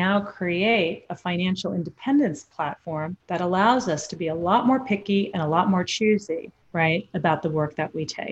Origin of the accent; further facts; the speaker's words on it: New York, United States; I'm from New York originally as well